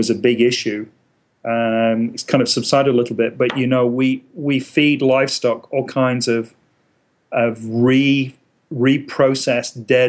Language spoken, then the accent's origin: English; England, United Kingdom; now in United States; Growing up in England, I grew up in a very rural environment